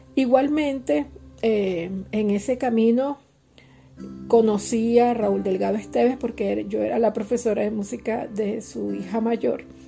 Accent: Los Teques, Miranda, Venezuela; mi zona de confort, que era mi, núcleo en los teques, mi pueblo

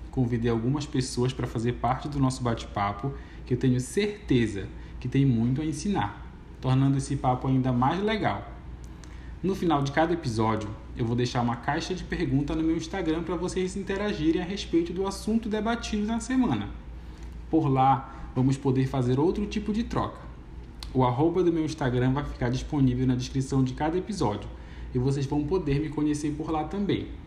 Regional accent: Pará, Brazil; Para quem não sabe, eu sou paraense e lá no meu estado temos uma cultura muito rica em todos os aspectos, inclusive na linguagem. Temos praticamente um dialeto próprio.

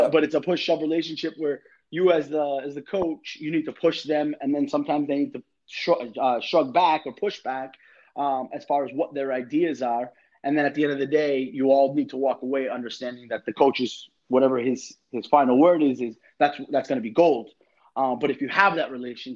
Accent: Boston, Massachusetts, United States; moved away as an adult; also born or lived in Connecticut / New York / Florida; now in Miami, United States; I'm originally from Boston, but I coached in Connecticut

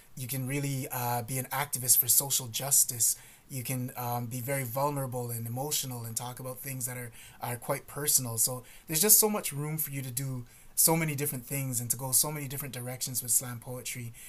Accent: Toronto, Ontario, Canada; I was born here in Canada, in mm-hmm. Toronto.

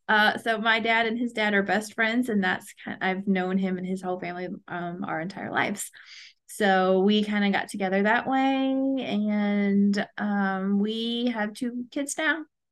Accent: St. Louis, Missouri, United States; now in Huntsville, United States; I'm originally from St. Louis, and so my family moved down here and everybody else moved away, and I'm here left.

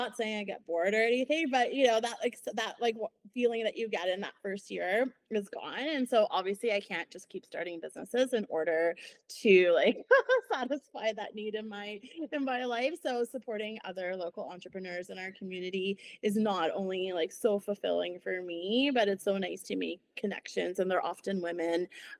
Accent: Ontario, Canada; moved away as an adult; now in Kelowna, Canada; I came from Ontario, and I did my master's here focusing on sustainability.

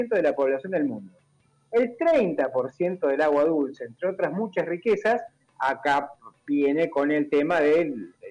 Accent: Argentina; Somos todos argentinos, vamos para adelante porque pensamos lo queremos lo mismo

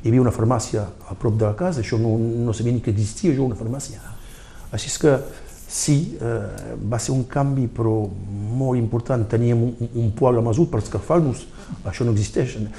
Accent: Saint-Laurent-de-Cerdans, Occitania, France; now in Argelès-sur-Mer, France; a Sant Llorenç, perquè vaig arribar a 8 anys, va ser difícil al principi, però després, a poc a poc, Sant Llorenç va ser el poble de, del meu cor, de la meva vida

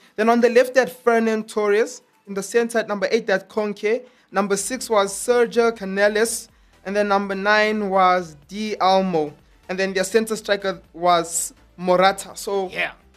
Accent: South Africa; I am South African.

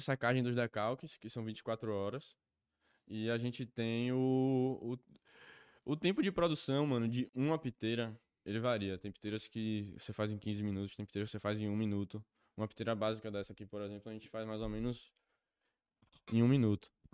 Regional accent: Recife, Pernambuco, Brazil; eu sou de Recife

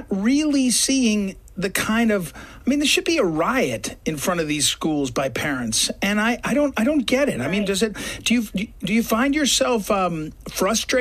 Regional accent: St. Louis, Missouri, United States; I come from St. Louis

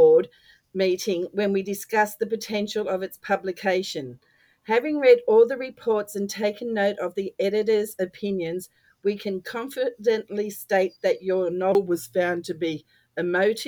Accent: Australia

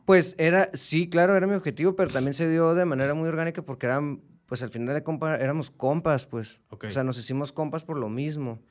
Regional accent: Mexico; como mexicanos

